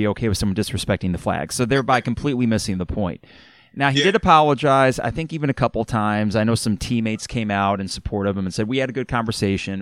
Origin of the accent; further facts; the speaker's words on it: Champaign, Illinois, United States; growing up in Champaign-Urbana